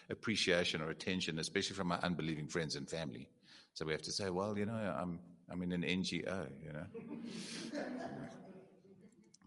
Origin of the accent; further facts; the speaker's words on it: Eastern Cape, South Africa; I'm from the Eastern Cape.